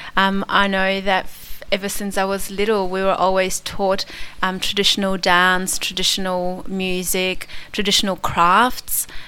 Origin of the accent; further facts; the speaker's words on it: Krakow, Lesser Poland, Poland; moved away; my hometown, Krakow